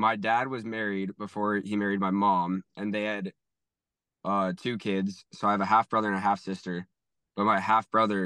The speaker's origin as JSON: {"language": "English", "region": "Northern Virginia", "country": "United States", "tie": "born or raised there", "moved": "as an adult", "said": "I grew up in Northern Virginia"}